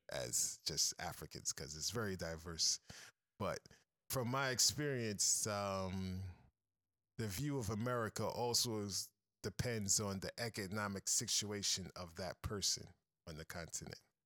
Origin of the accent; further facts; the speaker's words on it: United States; moved away as an adult; now in Kenya; as a American